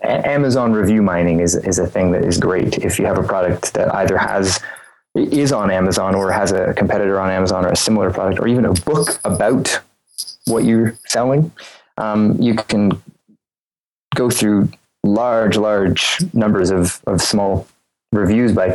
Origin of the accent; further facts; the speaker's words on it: Eastern Canada, Canada; I live in a small town in Eastern Canada